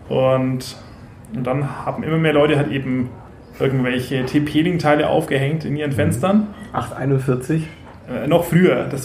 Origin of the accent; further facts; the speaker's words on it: Franconia, Bavaria, Germany; Ich komme aus dem Dorf mit ja, 300 Kühen und 200 Einwohnern. so richtig, richtig Dorf.